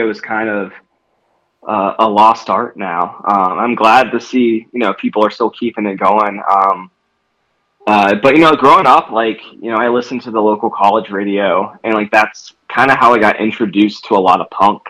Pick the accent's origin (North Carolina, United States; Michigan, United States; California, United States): North Carolina, United States; Raleigh; moved away as an adult; also born or lived in Washington, D.C. / Colorado; now in Denver, United States; I grew up in a town called Raleigh, North Carolina.